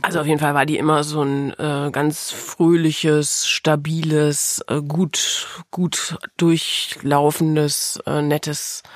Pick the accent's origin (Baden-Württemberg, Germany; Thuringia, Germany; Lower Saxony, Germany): Lower Saxony, Germany; Osnabrück; also born or lived in Melle; In Wirklichkeit bin ich aufgewachsen in der Weltstadt Osnabrück